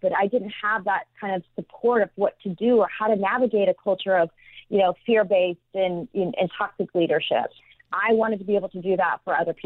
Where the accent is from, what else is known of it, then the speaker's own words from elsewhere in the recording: Midwest, United States; moved away; I grew up in the Midwest